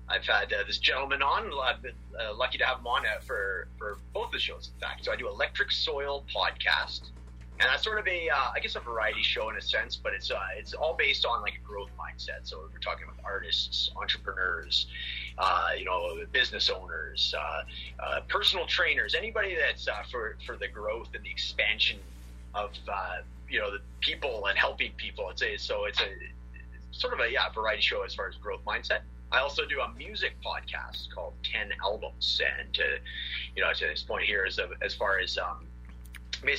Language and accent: English; Prince George, British Columbia, Canada; I'm from Prince George, British Columbia, Canada